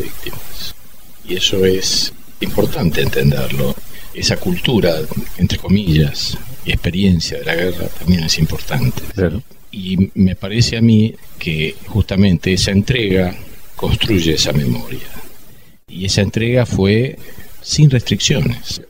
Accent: Argentina; como argentino

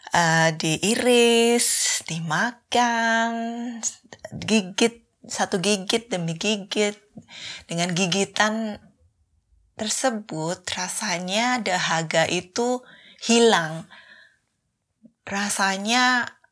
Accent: Surakarta, Central Java, Indonesia; moved away as an adult; now in Sweden; kalau di Solo kami sering bikin lotis

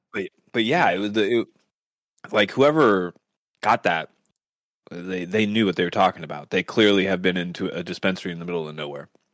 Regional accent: Seattle, Washington, United States; we come from the Seattle area

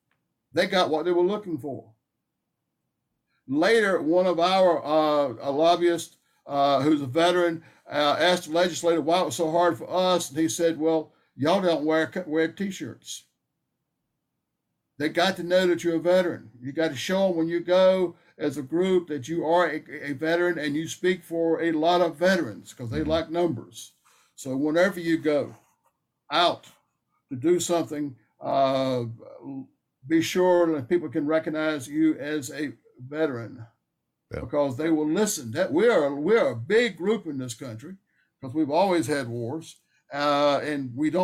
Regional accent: North Carolina, United States; I grew up in North Carolina. I thought I was used to heat and humidity, but, I wasn't used to that.

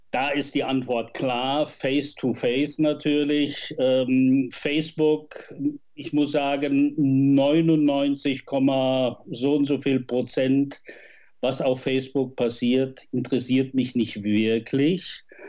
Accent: Westerwald, Rhineland-Palatinate, Germany; moved away as an adult; also born or lived in Bonn; Ich stamme aus dem Westerwald

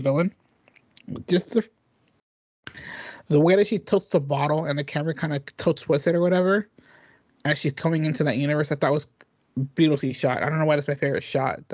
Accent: Dublin, California, United States; moved away; I had to go to Dublin. I had to go to our hometown

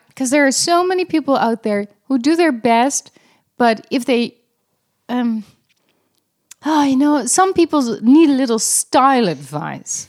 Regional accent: Netherlands; I'm, I'm Dutch

